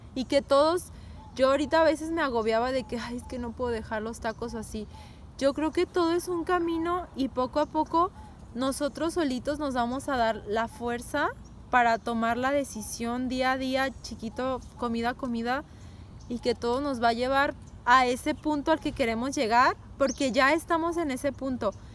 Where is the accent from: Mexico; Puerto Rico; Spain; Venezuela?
Mexico; nosotras somos mexicanas